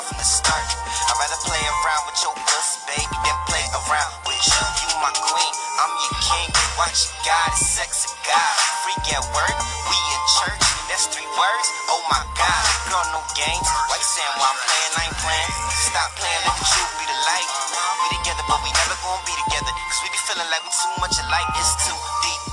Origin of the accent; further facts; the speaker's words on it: New Jersey, United States; I'm from South Jersey